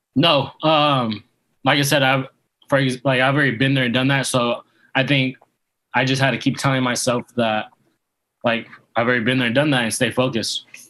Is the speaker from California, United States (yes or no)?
yes; Yuba City, California, United States; now in Coachella Valley, United States; I'm originally from um, Yuba City, California. It's about 30 minutes north of Sacramento.